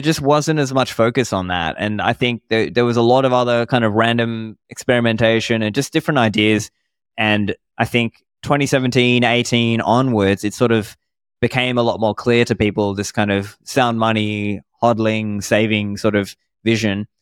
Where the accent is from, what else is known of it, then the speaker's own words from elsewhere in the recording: Sydney, New South Wales, Australia; also born or lived in Sri Lanka; I grew up in Sydney in Australia